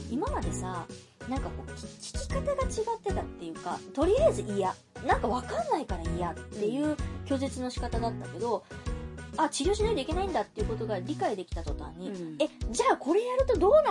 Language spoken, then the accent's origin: Japanese; Kansai, Japan; 私ら関西人やしな